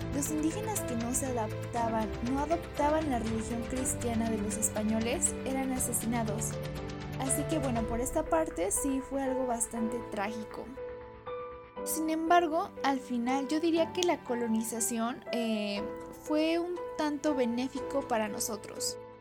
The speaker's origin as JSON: {"language": "Spanish", "country": "Mexico", "said": "a todos nosotros como mexicanos que somos"}